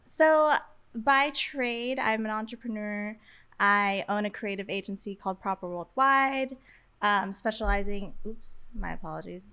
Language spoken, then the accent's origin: English; Las Vegas, Nevada, United States; moved away as an adult; now in Los Angeles, United States; I b- was born and raised in Las Vegas, and I have been living in LA consistently since 2020.